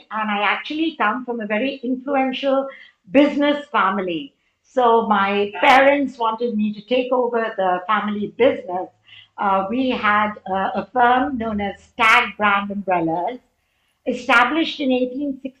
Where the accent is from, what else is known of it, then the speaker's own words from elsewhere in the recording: Mumbai, Maharashtra, India; moved away as an adult; go back after these 35 years to my hometown, Mumbai, India